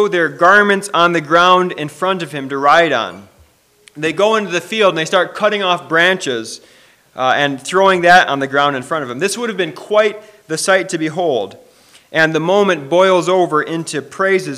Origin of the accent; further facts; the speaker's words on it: Michigan, United States; now in Minnesota, United States; I grew up in Michigan, and when I came to Minnesota